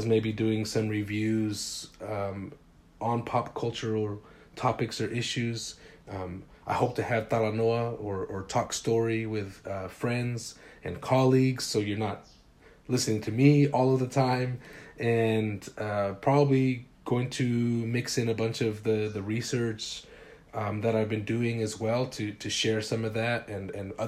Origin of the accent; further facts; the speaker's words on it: Salt Lake City, Utah, United States; also born or lived in Los Angeles, California; So it's a working class neighborhood on the west side of Salt Lake City, Utah